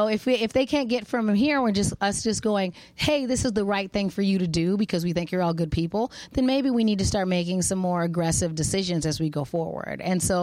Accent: Arizona, United States; accent: non-regionally specific; And I'm, you know, I'm a black girl, but I'm from Arizona. We have non-regionally specific accents.

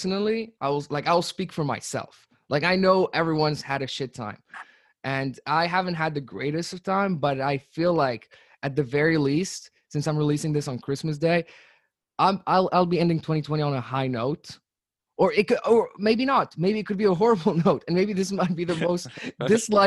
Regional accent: Abu Dhabi, United Arab Emirates; moved away as an adult; also born or lived in Tunisia / England; I'm from Tunisia. I've lived in the UAE, in Abu Dhabi, from 2008 till 2016, and further, and after 2016, of course, as I would call it my home even to this day. But I was raised in Abu Dhabi for most of my life

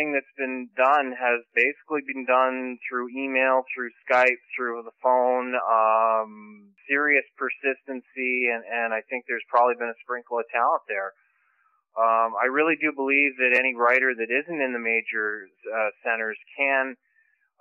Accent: Renfrew, Ontario, Canada; also born or lived in Ottawa / Montreal; now in Pembroke, Canada; I was born in Renfrew, Ontario. I now live in Pembroke, Ontario, which is about 45 minutes away

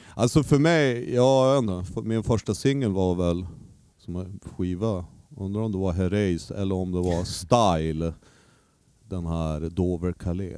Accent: Umeå, Västerbotten County, Sweden; also born or lived in Skellefteå; Jag flyttade från Skellefteå till Umeå när jag började tvåan, lågstadiet

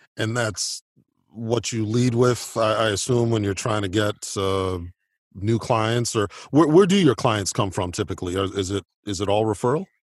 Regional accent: Oak Park, Illinois, United States; my hometown of Oak Park, Illinois

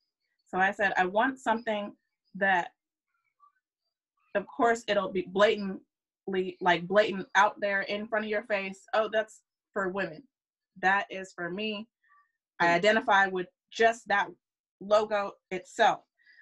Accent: California, United States; I grew up in a predominantly white, I grew up on Travis Air Force Base.

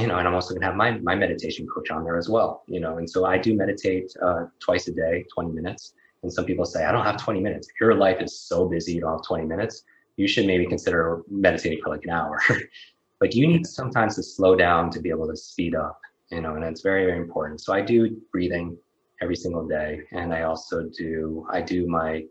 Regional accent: Northeast, United States; I grew up in the Northeast

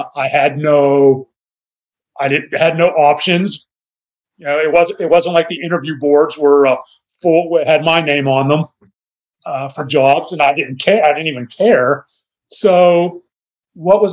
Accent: Pittsburgh, Pennsylvania, United States; moved away as an adult; also born or lived in Dallas; we grew up in Pittsburgh

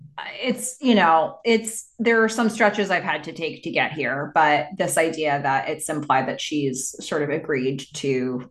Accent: Boulder, Colorado, United States; By the way, I've been meaning to tell you both that I'm originally from Boulder.

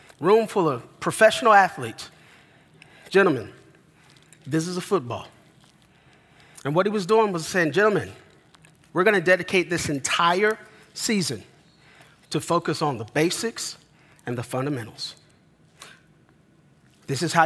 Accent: Denver, Colorado, United States; moved away; I grew up in Denver, Colorado

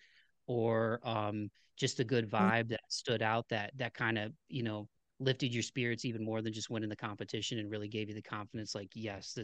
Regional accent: Ohio, United States; now in Tennessee, United States; where I'm from in Ohio anyway, not to knock my hometown

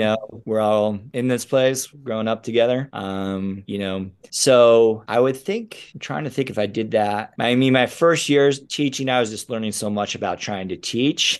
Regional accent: Rochester, New York, United States; where I grew up in Rochester

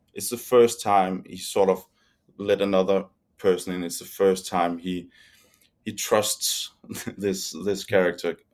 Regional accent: Denmark; we're from Denmark

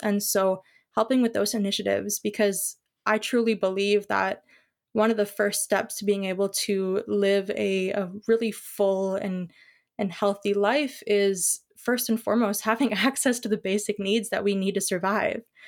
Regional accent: Ontario, Canada; I am from Ontario

